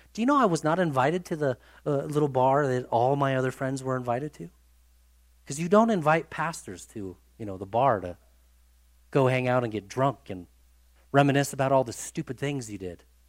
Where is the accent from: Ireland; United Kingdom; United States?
United States; we are from the United States of America